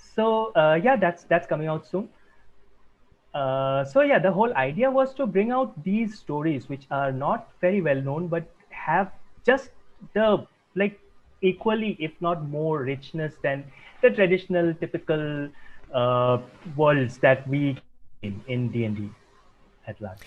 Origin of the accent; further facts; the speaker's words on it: Assam, India; now in Mumbai, India; I am from India. I was born in the eastern part of India, specifically the northeast, in the state of Assam. Uh, but I have been living in Mumbai for several years now